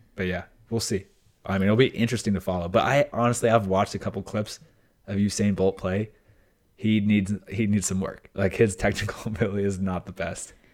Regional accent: United States; my deep, like, heart as an American

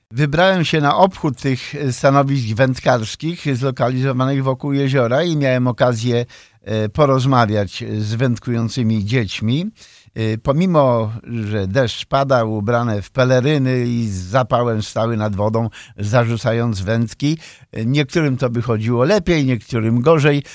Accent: Poland; now in Chicago, United States; wychowałem się nad Wartą

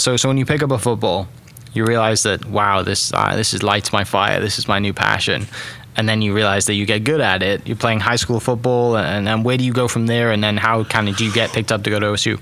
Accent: Wales, United Kingdom; moved away as an adult; now in Oklahoma, United States; I'm from Wales, originally in the UK

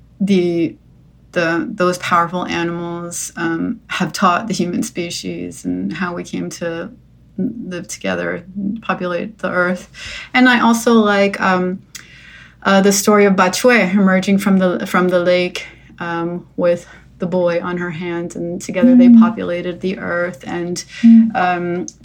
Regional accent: New Jersey, United States; moved away; also born or lived in New York; I grew up in New Jersey

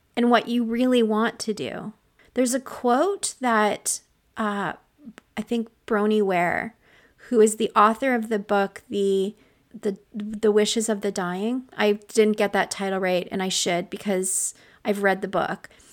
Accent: Canada; I'm Canadian

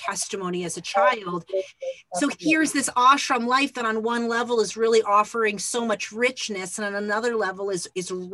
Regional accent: Phoenix, Arizona, United States; I grew up in Phoenix

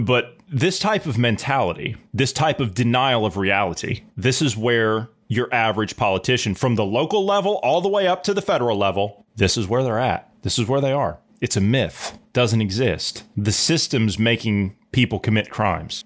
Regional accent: United States; us as the American people

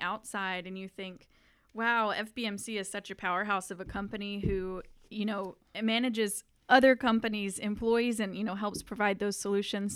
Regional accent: Panama City, Florida, United States; I'm from Panama City

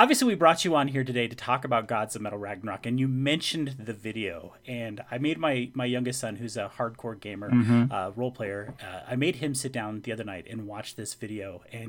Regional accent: Alaska, United States; now in Wyoming, United States; And I grew up in Alaska, and getting to Gen Con, where I grew up in the 80s and 90s, was really not a thing.

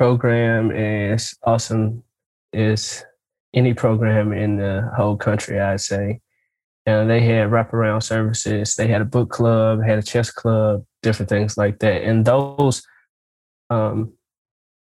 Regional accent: St. Louis, Missouri, United States; now in Nashville, United States; I grew up in St. Louis.

